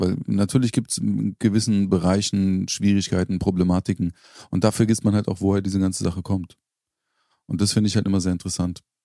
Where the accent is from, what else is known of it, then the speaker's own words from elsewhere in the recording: Berlin, Germany; also born or lived in Charlottenburg, Berlin; da, wo ich aufgewachsen bin. Bis ich ins feine Charlottenburg gezogen bin, äh, in Schöneberg